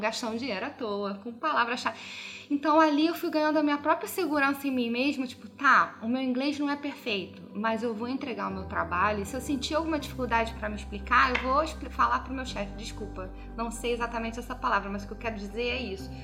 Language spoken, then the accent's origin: Portuguese; Rio de Janeiro, Brazil; moved away as an adult; now in Vancouver, Canada; eu sou do Rio